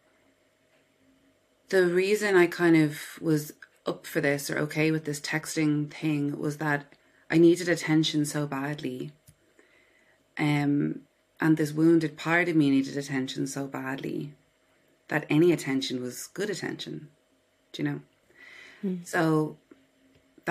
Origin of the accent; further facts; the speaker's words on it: Dublin, Leinster, Ireland; I was born in Dublin, Ireland. I live here on my own with my dog. Yeah, I grew up in the suburbs of Dublin, a suburb called Killiney.